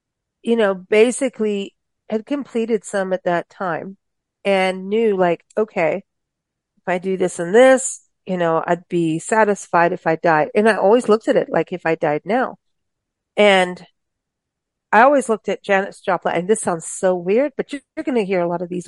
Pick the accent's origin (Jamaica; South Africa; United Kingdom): South Africa; moved away as an adult; now in United States; And even in growing up in South Africa, I couldn't wait to come back to the States. I left as a baby, but lived all over and came back and at 19.